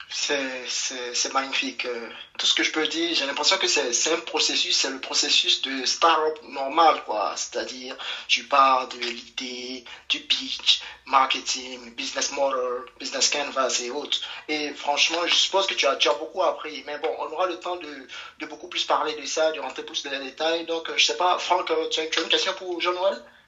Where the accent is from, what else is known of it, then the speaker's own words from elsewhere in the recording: Côte d’Ivoire; chez nous en Côte d'Ivoire